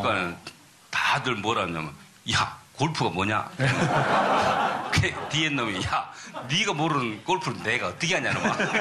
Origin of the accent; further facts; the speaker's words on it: Wando, South Jeolla, South Korea; now in United States; 내 고향이죠.